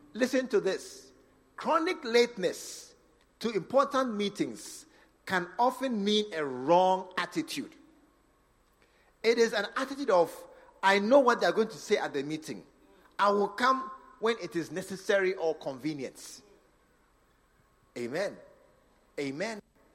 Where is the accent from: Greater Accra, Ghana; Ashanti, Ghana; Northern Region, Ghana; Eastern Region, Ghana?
Northern Region, Ghana; You come from Volta region. I come from Northern region.